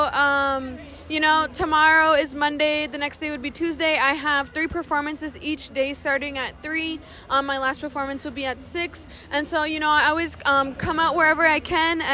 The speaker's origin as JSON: {"language": "English", "town": "Lac du Flambeau", "region": "Wisconsin", "country": "United States", "said": "I am Bear Clan from Lac des Flambeaux, Wisconsin."}